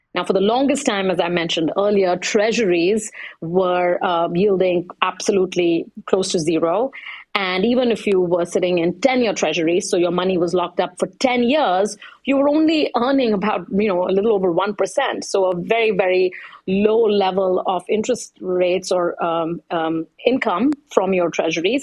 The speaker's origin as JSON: {"language": "English", "country": "India", "said": "I'm from India"}